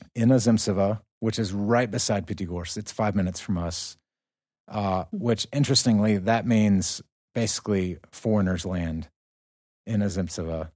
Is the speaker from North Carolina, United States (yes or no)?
yes; North Carolina, United States; I'm from North Carolina